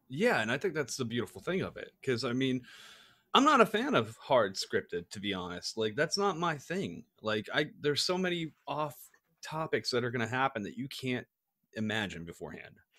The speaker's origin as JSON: {"language": "English", "region": "East Coast", "country": "United States", "tie": "born or raised there", "moved": "yes", "said": "I grew up on the East Coast"}